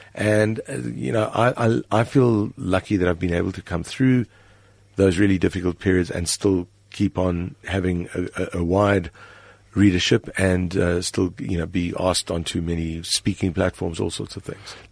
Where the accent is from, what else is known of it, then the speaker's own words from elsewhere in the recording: South Africa; my primary identity is as a South African.